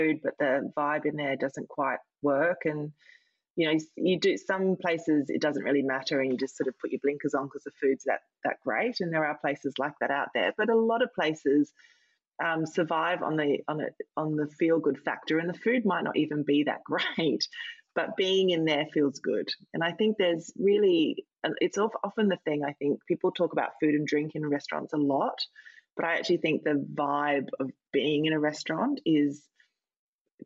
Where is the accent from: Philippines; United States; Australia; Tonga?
Australia; now in London, United Kingdom; I'm Australian